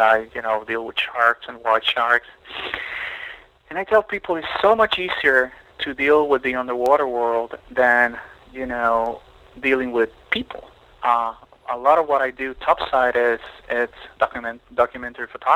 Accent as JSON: {"language": "English", "country": "Puerto Rico", "tie": "born or raised there", "also_born_or_lived": "Mexico", "moved": "yes", "lives_now": "Miami, United States", "said": "I grew up on an island. I grew up in Puerto Rico"}